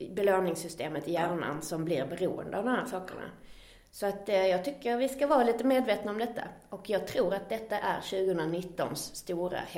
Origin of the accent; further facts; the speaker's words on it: Skåne, Sweden; accent: Scanian; som jag har bott i Göteborgstrakten, eller utanför Skåne i alla fall, så har jag ju tappat lite av min dialekt.